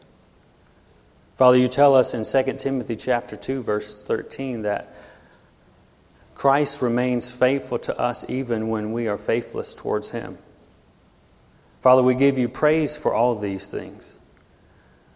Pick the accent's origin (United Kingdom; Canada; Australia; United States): United States; Louisiana; moved away as an adult; also born or lived in California / Washington; now in Arkansas, United States; I am from Louisiana, born and raised there.